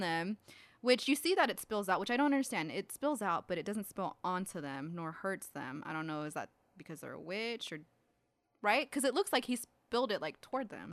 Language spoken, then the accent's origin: English; California, United States; growing up in California